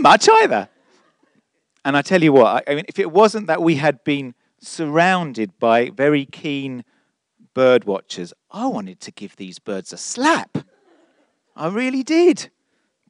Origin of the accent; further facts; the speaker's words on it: London, United Kingdom; I'm such a Londoner.